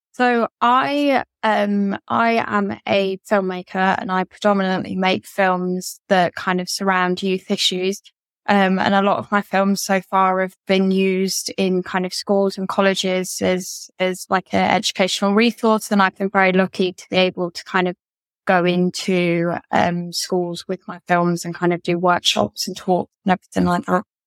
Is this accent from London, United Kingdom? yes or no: no; Derby, East Midlands, United Kingdom; now in Kent, United Kingdom; I am originally from Derby in England, but now I live in Kent.